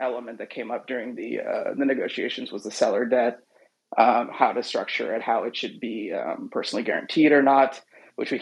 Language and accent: English; Seattle, Washington, United States; It's a residential and commercial tree care business in Seattle, which is my hometown